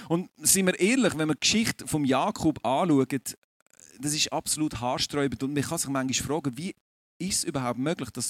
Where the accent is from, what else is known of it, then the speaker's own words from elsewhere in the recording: Aargau, Switzerland; Das werde ich euch jetzt sagen als Aargauer, ich bin dort relativ entspannt, weil bei uns läuft nicht viel fußballtechnisch.